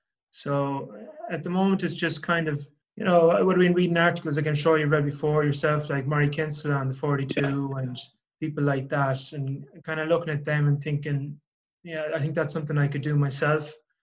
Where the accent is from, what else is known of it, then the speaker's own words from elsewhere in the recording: Leinster, Ireland; I'm from Leinster